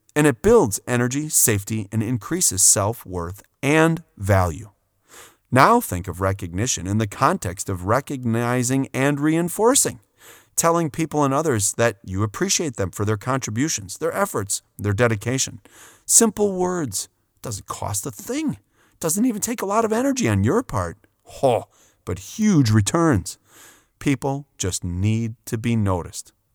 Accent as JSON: {"language": "English", "region": "Wisconsin", "country": "United States", "tie": "born or raised there", "said": "I grew up with a lot of second generation Germans in my hometown in Wisconsin"}